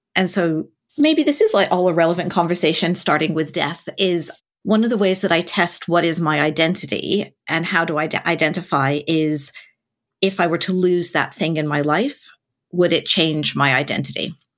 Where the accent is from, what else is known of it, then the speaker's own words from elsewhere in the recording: United States; being American is